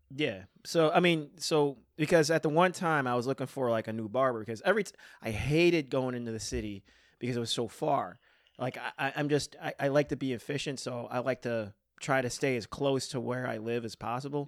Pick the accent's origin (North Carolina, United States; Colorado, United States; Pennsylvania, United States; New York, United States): New York, United States; West Seneca; I grew up in West Seneca